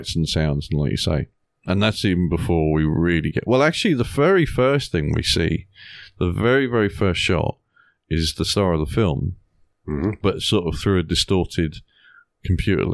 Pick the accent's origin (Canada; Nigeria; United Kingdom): United Kingdom; England; as an English viewer